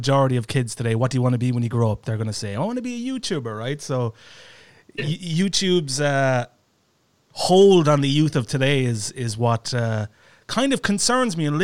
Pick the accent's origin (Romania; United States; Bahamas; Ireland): Ireland; I'm Irish and I'm closer to the UK